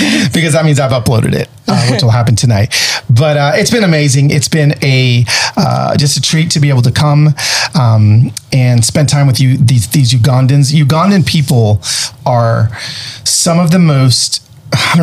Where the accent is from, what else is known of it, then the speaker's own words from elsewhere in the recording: United States; we're glad we're American too